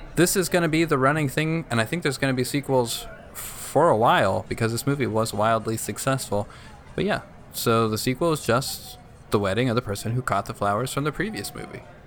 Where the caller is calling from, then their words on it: Corrales, New Mexico, United States; I'm calling from Corrales, New Mexico